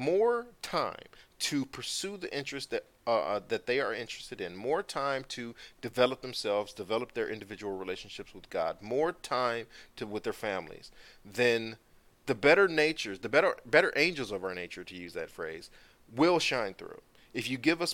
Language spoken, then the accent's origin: English; United States; We Americans